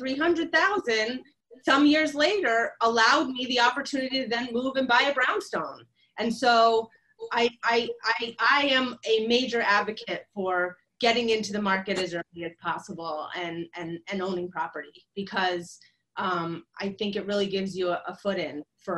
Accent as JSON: {"language": "English", "region": "West Virginia", "country": "United States", "tie": "born or raised there", "moved": "yes", "lives_now": "Brooklyn, United States", "said": "I was born in West Virginia"}